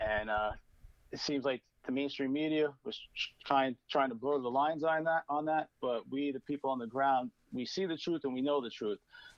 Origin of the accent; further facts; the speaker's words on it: Brooklyn, New York, United States; Sure. I'm from Brooklyn. I come from a blue collar family.